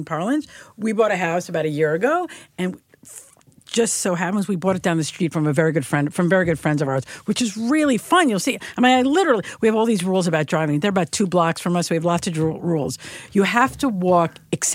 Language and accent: English; New York, United States; moved away as an adult; now in St. Louis, United States; growing up in Manhattan.